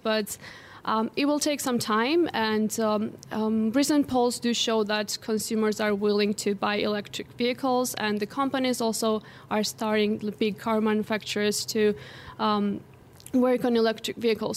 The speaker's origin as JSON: {"language": "English", "country": "Georgia", "tie": "born or raised there"}